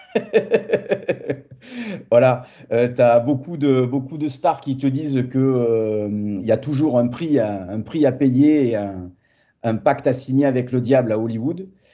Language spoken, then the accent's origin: French; Montpellier, Occitania, France; je suis français, montpelliérain euh, d'origine et attaché à, ma région du Sud